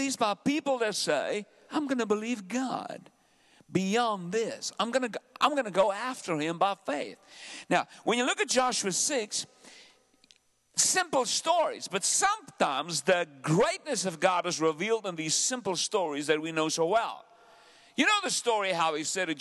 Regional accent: South Africa; also born or lived in Benoni / Pretoria; I'm a South African. I have an accent

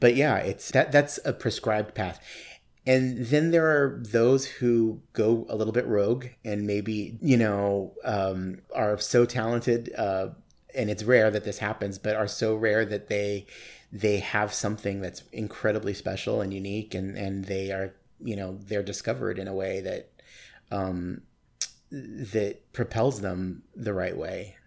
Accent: Tucson, Arizona, United States; moved away as an adult; also born or lived in Nogales, Arizona / Sierra Vista, Arizona / New York City; now in Phoenix, United States; I grew up in Tucson

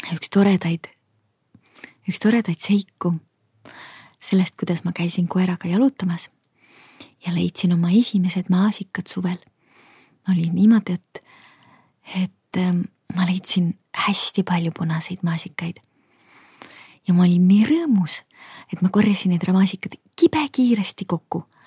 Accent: Kohtla-Järve, Ida-Viru County, Estonia; mina kasvasin üles Kohtla-Järvel

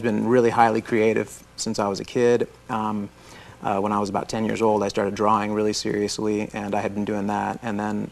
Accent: Florida, United States; I was born in Florida. I'm a native Floridian

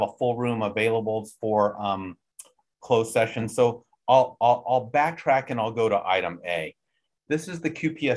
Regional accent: Texas, United States; I'm a Texan.

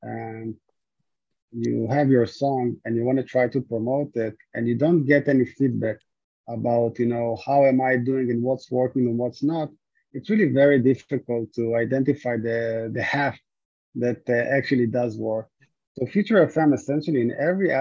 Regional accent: Israel; moved away; originally I'm from Israel.

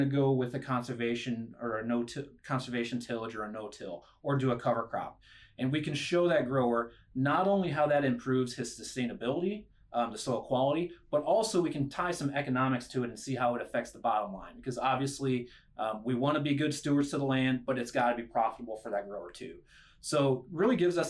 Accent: Schuyler, Nebraska, United States; So I'm a Nebraska kid. I'm from Northeast Nebraska, the Schuyler area.

